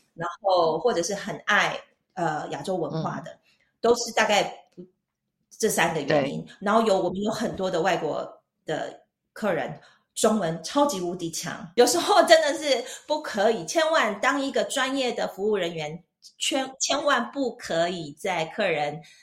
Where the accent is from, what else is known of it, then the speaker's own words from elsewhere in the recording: Taichung, Taiwan; moved away as an adult; now in Switzerland; 我是台中人，然后我跟我弟在台中，呃，开了一家餐厅